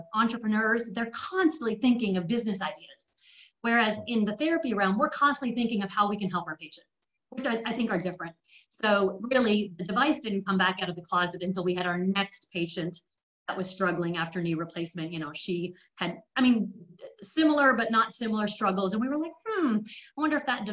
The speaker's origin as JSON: {"language": "English", "country": "Canada", "tie": "born or raised there", "also_born_or_lived": "England", "moved": "yes", "lives_now": "Tennessee, United States", "said": "I was born in England and raised in Canada, and now living in Hookville, Tennessee"}